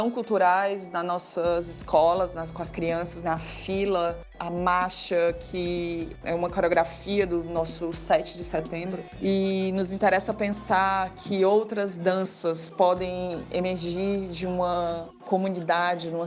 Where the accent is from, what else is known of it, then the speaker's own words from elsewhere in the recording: Northeast Region, Brazil; nós que somos do Nordeste e temos esse trabalho que carrega em si as ranhuras de um corpo nordestino